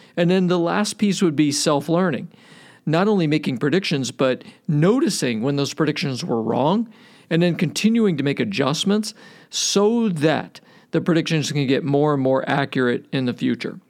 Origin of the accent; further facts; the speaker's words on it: Cleveland, Ohio, United States; I grew up in Cleveland.